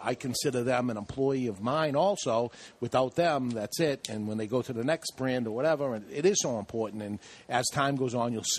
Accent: Boston, Massachusetts, United States; we have some sort of funny accent, she was saying. Where are you boys from? Well, we're from Boston

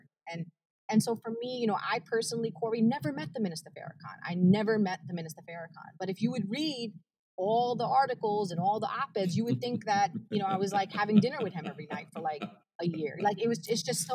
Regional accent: New York City, New York, United States; first language Arabic; English is a second language; I'm from Brooklyn

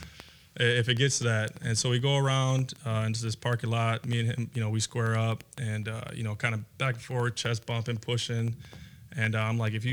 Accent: Minneapolis, Minnesota, United States; also born or lived in Robbinsdale, Minnesota / Crystal, Minnesota; I was born in Minneapolis to a drug addict mother

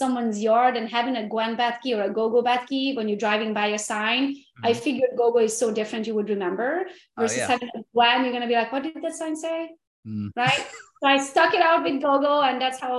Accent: Transylvania, Romania; now in United States; I'm from Romania, Transylvania originally. And back in the day, it was communism when I was born

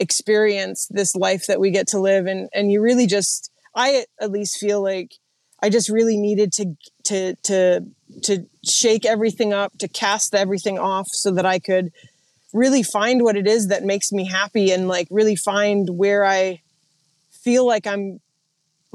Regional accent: Missoula, Montana, United States; moved away as an adult; also born or lived in Oregon / Idaho; I grew up in Montana mostly. So just outside of Missoula, in a little place called the Upper 9 Mile Valley.

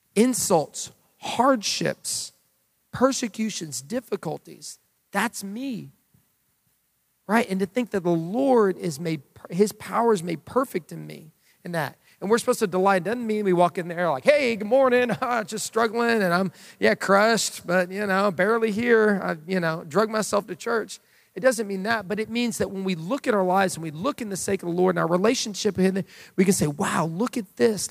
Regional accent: United States; as Americans

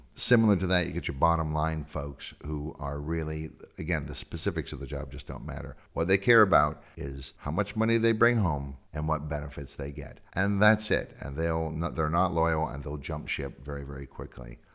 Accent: California, United States; moved away; I'm from California

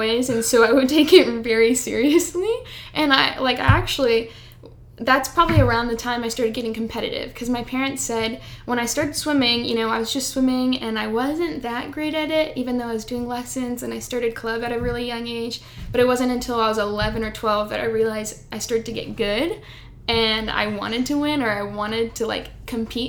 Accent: Houston, Texas, United States; also born or lived in College Station, Texas; I'm from Houston, Texas.

